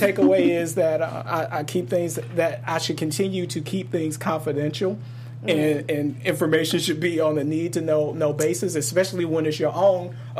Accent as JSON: {"language": "English", "town": "Detroit", "region": "Michigan", "country": "United States", "said": "313 because I'm from Detroit."}